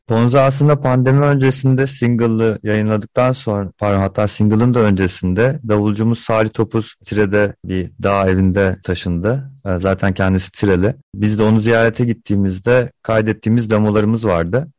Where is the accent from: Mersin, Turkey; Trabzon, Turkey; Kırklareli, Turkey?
Mersin, Turkey; ben İstanbul dışında büyüdüm, Mersin'de büyüdüm